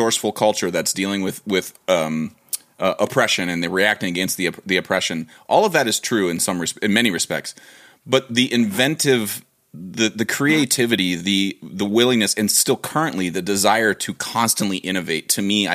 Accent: Ohio, United States; I came from Ohio

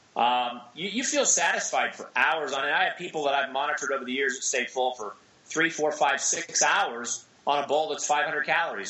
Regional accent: Seattle, Washington, United States; I grew up in Seattle

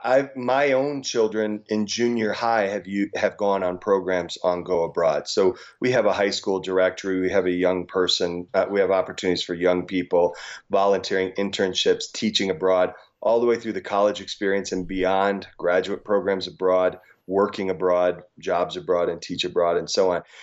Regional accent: rural Illinois, United States; also born or lived in South Dakota; I grew up in a farm town in, uh, rural Illinois.

